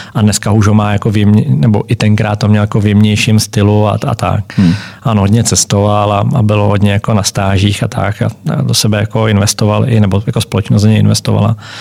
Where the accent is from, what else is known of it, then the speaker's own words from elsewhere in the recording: Czechia; also born or lived in Germany / Switzerland; jsme tam jako Češi